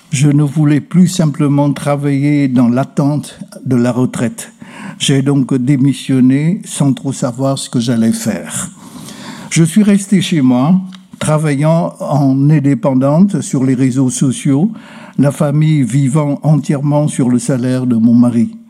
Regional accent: Vietnam; Je suis né à Hongkhe, un district de la province de Tinh. Le chef-lieu de province est à 400 km au sud de Hanoï. De là, en remontant 30 km, on bifurque vers un village. Ma maison se trouve en haut d'une côte.

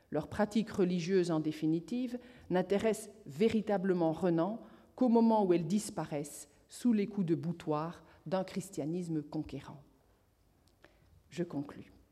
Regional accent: Toulouse, Occitania, France; ce, n'est pas parce que je viens de Toulouse

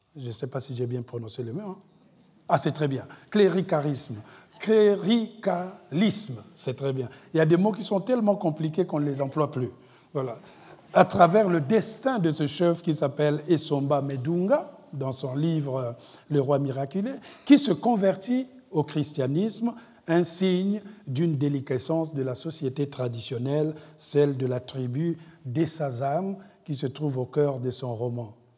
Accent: Republic of the Congo; chez moi au Congo-Brazzaville

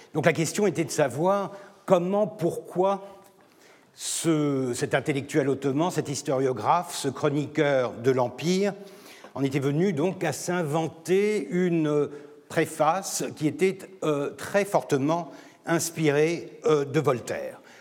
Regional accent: Turkey; je suis turc

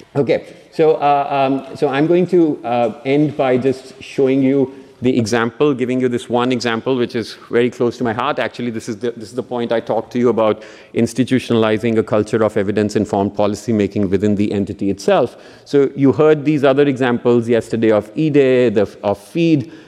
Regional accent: Punjab, India; moved away; in the state of Punjab, uh, um, which is another state where, uh, uh, which is my home state

